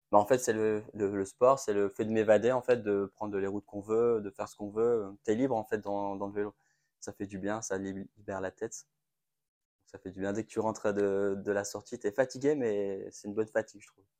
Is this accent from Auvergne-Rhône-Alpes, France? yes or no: no; Roubaix, Hauts-de-France, France; je suis né à Roubaix